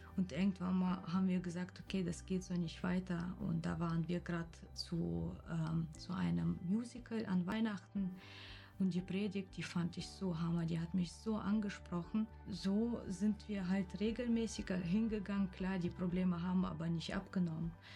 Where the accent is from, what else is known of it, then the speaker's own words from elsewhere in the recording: Kyrgyzstan; now in Wiesbaden, Germany; Ich komme aus Kirgisien ursprünglich